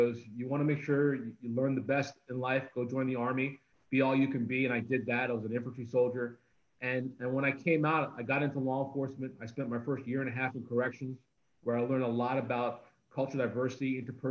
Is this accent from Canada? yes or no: yes; Toronto, Ontario, Canada; born or raised there; also born or lived in Guyana